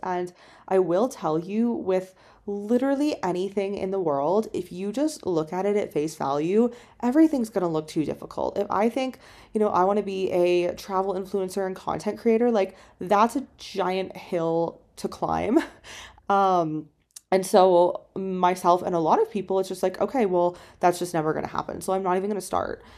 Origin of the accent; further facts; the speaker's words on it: Canada; moved away as an adult; also born or lived in China; I'm in Canada, it's my home country